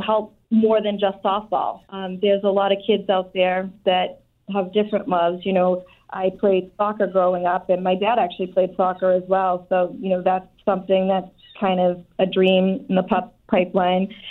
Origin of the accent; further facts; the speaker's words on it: Brockton, Massachusetts, United States; So I grew up in Brockton, and I'm still here in Brockton